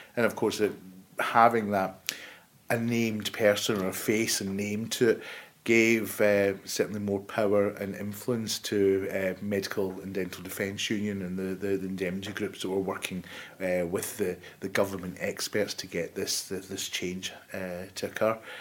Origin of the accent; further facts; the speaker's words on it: Glasgow, Scotland, United Kingdom; moved away as an adult; also born or lived in Paisley / Italy; now in Birmingham, United Kingdom; I was born in Glasgow, as you can probably tell from the accent. Uh, I went to school just outside Glasgow in Paisley